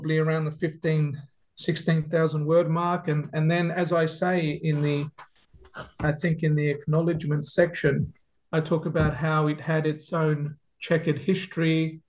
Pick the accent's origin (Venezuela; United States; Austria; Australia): Australia; Melbourne, Victoria; now in Adelaide, Australia; I grew up in Melbourne. In a Greek Cypriot family, as an only child.